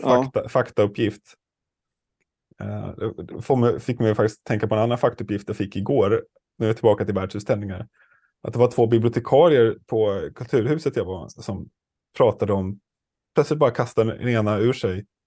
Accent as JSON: {"language": "Swedish", "town": "Stockholm", "region": "Stockholm County", "country": "Sweden", "said": "jag är ju stockholmare"}